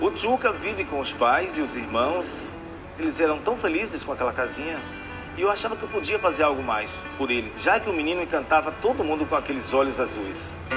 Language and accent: Portuguese; Rui Barbosa, Bahia, Brazil; tenho 47 anos, nasci em Rui Barbosa, interior da Bahia